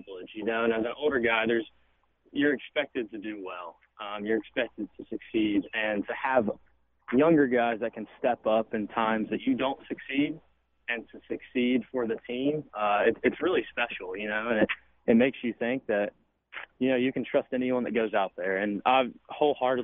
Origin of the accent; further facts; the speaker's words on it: West Virginia, United States; I gave it a shot at West Virginia. It's my home state.